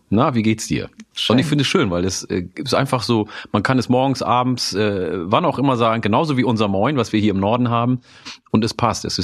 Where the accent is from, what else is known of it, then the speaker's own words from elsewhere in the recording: Oromia, Ethiopia; now in Germany; in meiner Heimat, äh, in meiner ursprünglichen Heimat in Oromia, isst man nämlich auch Grünkohl.